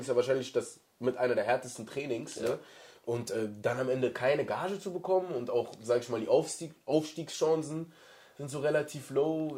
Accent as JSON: {"language": "German", "region": "North Rhine-Westphalia", "country": "Germany", "said": "bei uns in NRW hast du den Ruhrpott"}